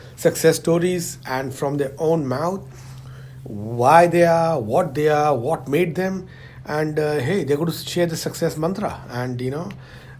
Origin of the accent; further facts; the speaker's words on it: India; moved away; also born or lived in Hong Kong / London; My origin is I'm from India, but I have traveled all over the world